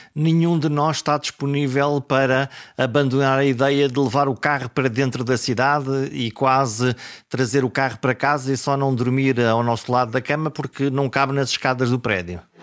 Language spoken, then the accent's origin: Portuguese; the coast between Caminha and Porto, Norte, Portugal; a zona da minha, da, da, da minha terra, que é a zona eh, entre, entre Caminha e o Porto, toda aquela zona da costa